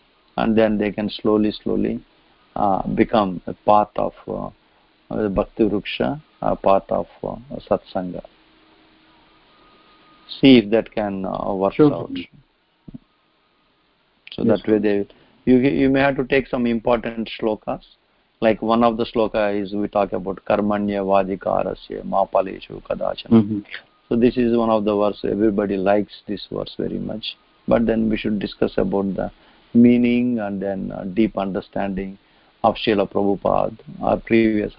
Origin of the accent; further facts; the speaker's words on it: India; also born or lived in New Vrindavan; since we are all born in Bharatvarsha